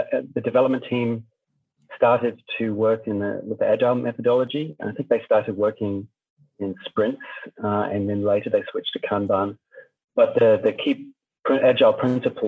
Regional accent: New Zealand; moved away as an adult; now in Germany; I'm originally from New Zealand, where I studied communications and journalism. And then I moved to Germany a bit later

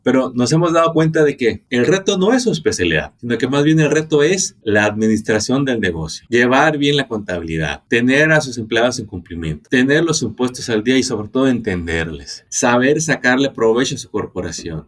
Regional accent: Mexico; now in United States; Soy originario de México

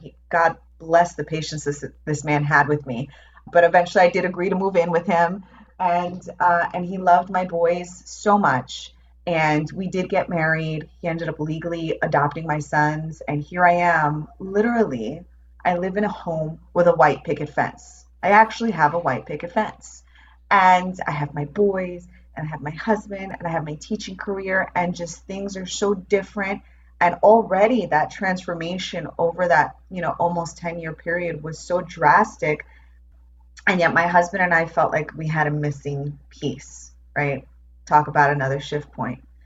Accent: New York, United States; moved away as an adult; also born or lived in Phoenix; I grew up in New York

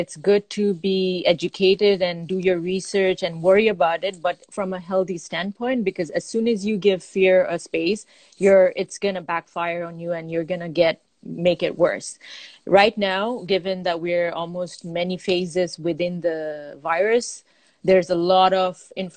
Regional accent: Bangladesh; I'm from Bangladesh

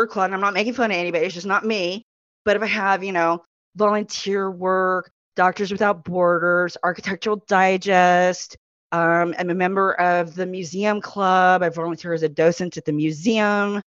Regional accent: Texas, United States; I'm so Texan

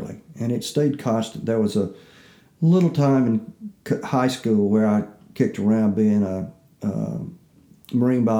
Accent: the Jim Crow South, United States; I'm growing up in the Jim Crow South

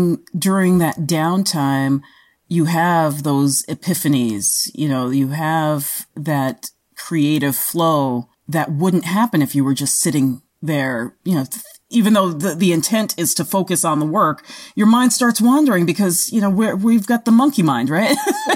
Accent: Australia; And like I said, I'm translating from the Australian. we say things just a little bit differently.

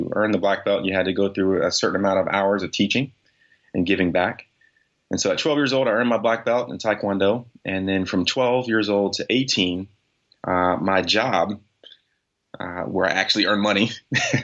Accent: Newport News, Virginia, United States; I was born and raised in Newport News, Virginia

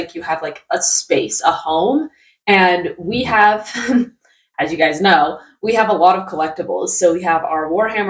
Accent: Utah, United States; moved away as an adult; also born or lived in Colorado; I was born in Colorado and then also grew up in Utah

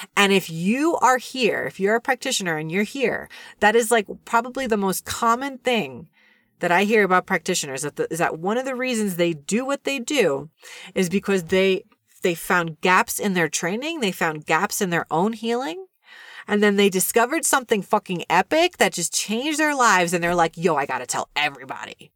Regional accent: New York City, New York, United States; I grew up in New York City and watched a lot of T V when I was a kid

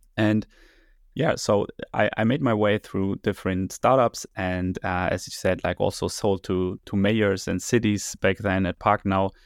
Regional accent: Berlin, Germany; I grew up here, born and raised in Berlin

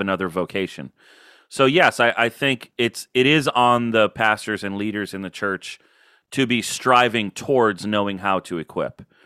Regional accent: Florida, United States; also born or lived in Illinois / California; now in Baltimore, United States; I moved to Florida in fourth grade, so really I'm a Florida kid

